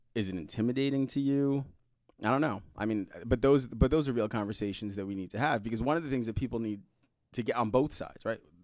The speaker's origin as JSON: {"language": "English", "town": "New York City", "region": "New York", "country": "United States", "tie": "born or raised there", "also_born_or_lived": "Indianapolis, Indiana", "moved": "yes", "lives_now": "Fishers, United States", "said": "I grew up in Brooklyn, New York, Um, and I grew up in the Red Hook section of Brooklyn"}